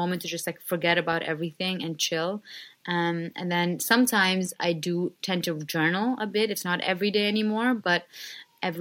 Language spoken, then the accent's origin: English; India; moved away; a middle class girl growing up in India